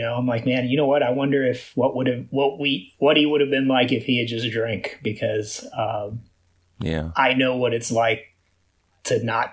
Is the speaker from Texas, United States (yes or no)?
yes; Houston, Texas, United States; I'm born and raised in Houston, here in Houston